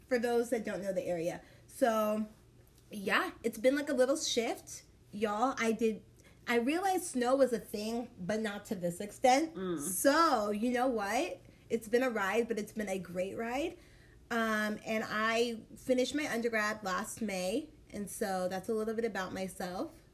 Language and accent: English; Dallas, Texas, United States; moved away as an adult; now in Kansas City, United States; I am from Dallas, Texas